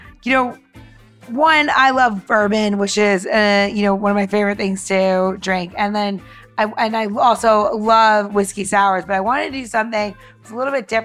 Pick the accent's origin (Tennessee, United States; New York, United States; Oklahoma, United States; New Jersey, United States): New York, United States; moved away; I came from New York.